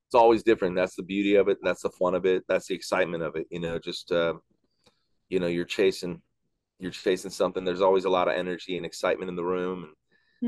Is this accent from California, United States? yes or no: no; Chicago, Illinois, United States; I grew up in Chicago